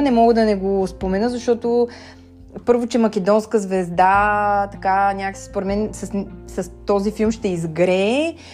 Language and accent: Bulgarian; Bulgaria; ние като българи